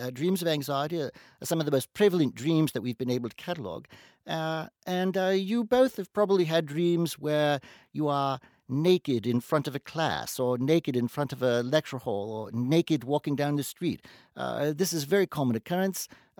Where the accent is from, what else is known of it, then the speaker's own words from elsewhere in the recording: Cape Town, Western Cape, South Africa; No. I live in Cape Town. I've lived there all my life.